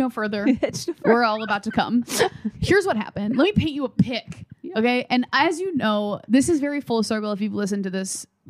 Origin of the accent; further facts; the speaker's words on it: Midwest, United States; We're from the Midwest.